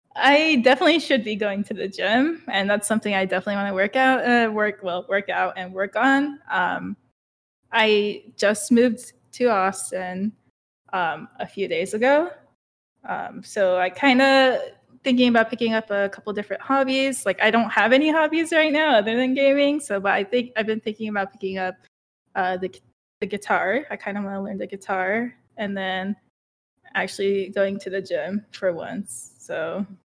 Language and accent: English; Okinawa, Japan; moved away as an adult; now in United States; I grew up in Japan till I was eighteen.